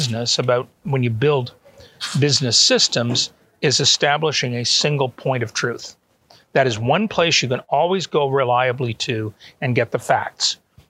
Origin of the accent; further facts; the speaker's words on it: Canada; moved away as an adult; also born or lived in Auburn, Alabama, United States / Atlanta, United States; now in Toronto, Canada; both my wife and I are Canadian citizens, well, mm-hmm. natives. We were born there.